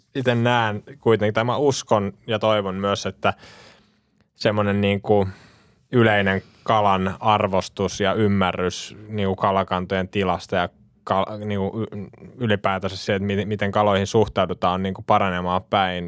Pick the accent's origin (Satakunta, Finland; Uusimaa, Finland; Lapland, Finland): Uusimaa, Finland; Vihti; me ollaan Vihdistä kotoisin ja siellä virtaa tietenkin Vihtijoki